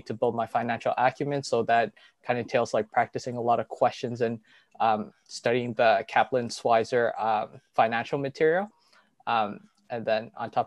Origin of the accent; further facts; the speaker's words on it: Toronto, Ontario, Canada; I'm Filipino, born and raised in Toronto